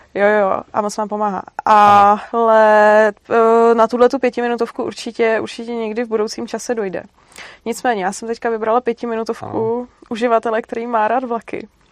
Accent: Brno, South Moravian Region, Czechia; já jsem Brňák totiž úplně

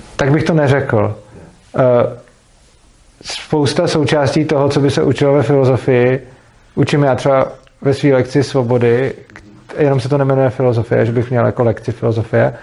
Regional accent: Prague, Czechia; který jsem z Prahy

